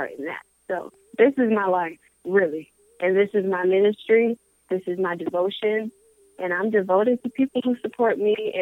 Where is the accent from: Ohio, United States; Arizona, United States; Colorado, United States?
Colorado, United States; Colorado Springs; now in Georgia, United States; me growing up in Colorado Springs